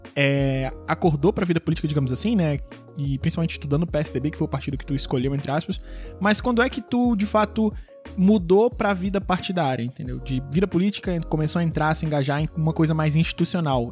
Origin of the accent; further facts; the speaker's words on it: Rio de Janeiro, Brazil; quando eu era pequeno, eu estudava no Colégio Pedro II